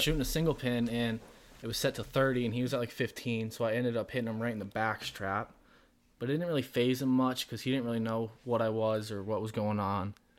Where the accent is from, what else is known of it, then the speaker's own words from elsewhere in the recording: southern Vermont, United States; also born or lived in Colorado; I'm from Vermont with Isaac. We're both in southern Vermont